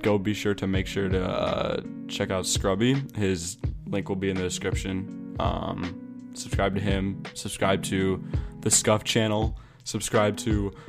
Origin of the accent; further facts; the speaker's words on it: United States; I'm American